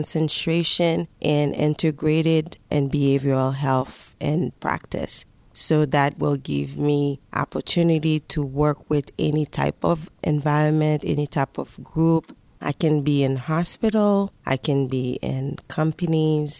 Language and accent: English; Haiti; moved away as an adult; also born or lived in New York, United States; now in Pittsburgh, United States; I was born in Haiti. When I came here, I was 19 years old